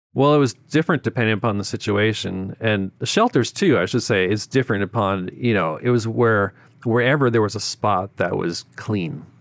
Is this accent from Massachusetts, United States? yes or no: yes; Boston, Massachusetts, United States; moved away as an adult; also born or lived in Memphis / Japan; now in Tokyo, Japan; I grew up in Boston.